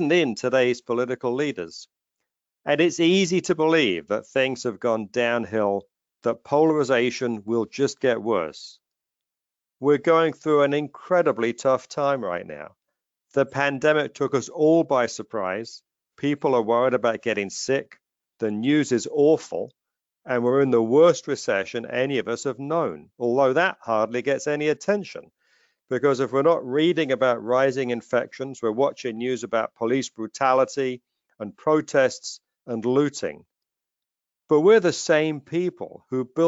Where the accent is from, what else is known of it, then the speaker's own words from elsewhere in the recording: London, United Kingdom; moved away as an adult; also born or lived in New York; now in United States; I learned about America from TV shows when I was growing up in London.